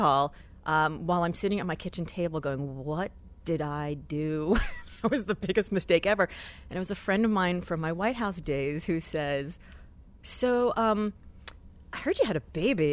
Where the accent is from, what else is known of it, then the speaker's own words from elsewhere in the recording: Miami, Florida, United States; I grew up in Miami